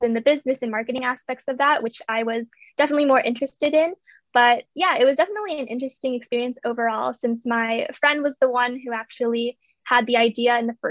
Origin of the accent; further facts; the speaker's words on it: Bay Area, California, United States; I'm from the Bay Area, from California, and I'm currently a junior in high school.